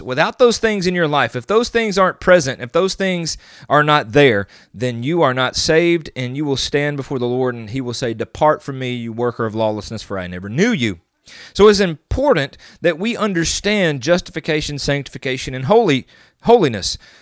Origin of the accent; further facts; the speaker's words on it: the South, United States; I'm from the South